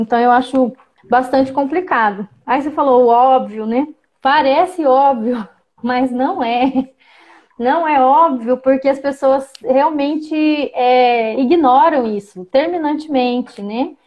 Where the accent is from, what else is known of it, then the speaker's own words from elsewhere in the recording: Campo Grande, Mato Grosso do Sul, Brazil; eu fui alfabetizada em Campo Grande, eu nasci numa aldeia urbana, né, em Campo Grande, Mato Grosso do Sul